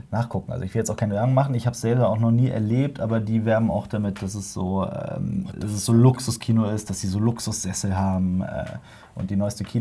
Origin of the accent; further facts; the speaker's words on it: Cologne, North Rhine-Westphalia, Germany; wir als Kölner.